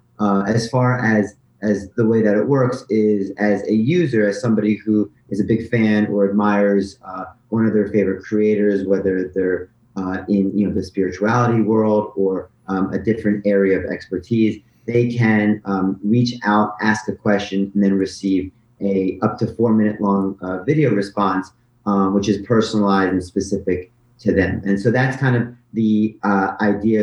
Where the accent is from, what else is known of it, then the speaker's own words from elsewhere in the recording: New Jersey, United States; moved away as an adult; also born or lived in Shanghai, China; I'm from New Jersey.